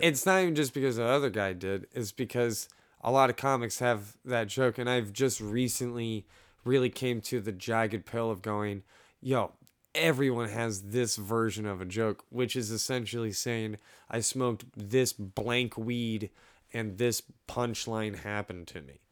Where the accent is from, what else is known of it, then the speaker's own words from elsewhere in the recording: Orlando, Florida, United States; I'm from Orlando, Florida